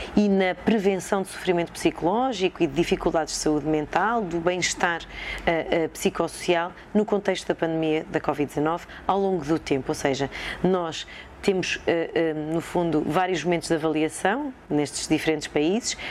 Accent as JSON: {"language": "Portuguese", "town": "Sátão", "region": "Viseu", "country": "Portugal", "tie": "born or raised there", "moved": "yes", "lives_now": "Coimbra, Portugal", "said": "cresci eh, no Sátão, que é uma vila perto de Viseu"}